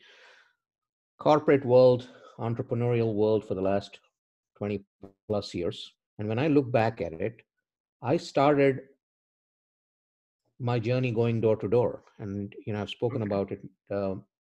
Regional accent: India; moved away as an adult; also born or lived in Norfolk, Virginia; now in United States; I'm from India. I've been in the US for about 20 years. I'm an immigrant.

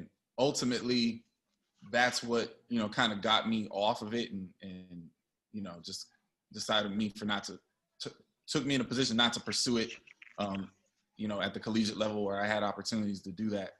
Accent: Bay Area, California, United States; I grew up in the Bay Area

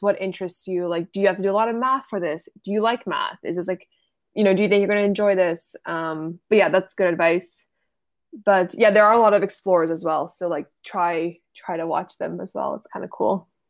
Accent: Ottawa, Ontario, Canada; I am from Ottawa

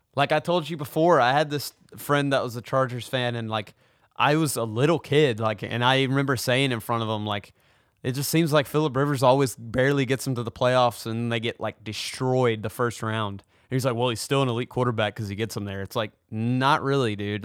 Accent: Tennessee, United States; I'm from Tennessee.

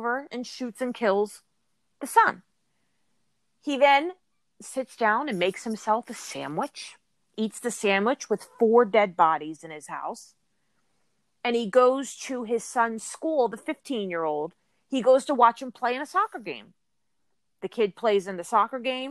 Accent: New Jersey, United States; I'm from New Jersey, but I'm from South, so very far away from there.

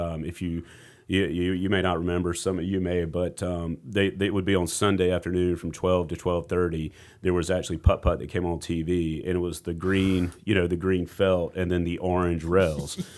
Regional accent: Rock Hill, South Carolina, United States; I grew up in Rock Hill

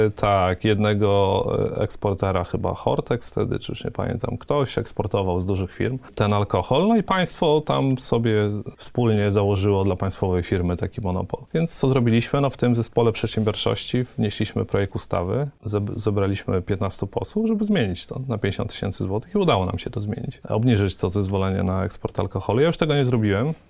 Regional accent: Łuków, Lublin Voivodeship, Poland; moved away as an adult; also born or lived in Warsaw; pochodzę z Łukowa, mhm. na, na Wschodzie

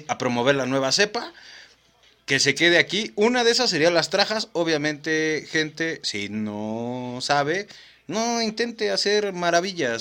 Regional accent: Mexico City, Mexico; vengo del distrito, soy mexicano

